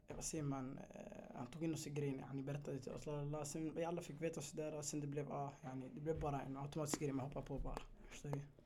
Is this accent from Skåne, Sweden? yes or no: no; Stockholm, Stockholm County, Sweden; född och uppvuxen i Tensta